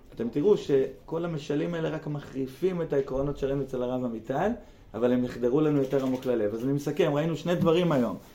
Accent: near Be'erot Yitzhak, Central District, Israel; בגלל בארות יצחק לידינו

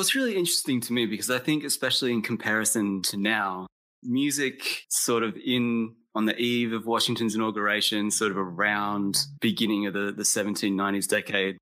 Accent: Australia; also born or lived in Texas, United States; I was born in Texas but I left the United States when I was eight years old and moved to Australia. So I grew up in Australia, like as the American kid.

